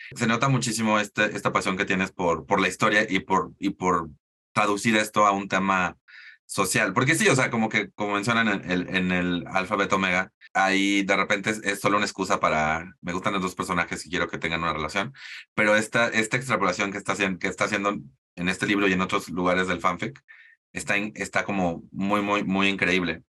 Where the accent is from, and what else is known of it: Mexico